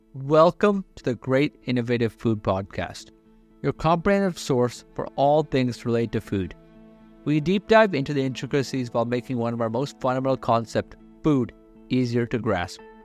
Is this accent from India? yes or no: yes; India; I'm from India